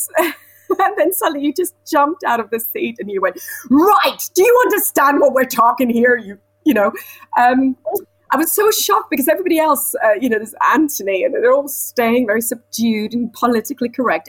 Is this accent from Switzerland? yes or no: yes; Switzerland; moved away as an adult; now in London, United Kingdom; I'm from Switzerland and I came to London when I was 19 to study musical theatre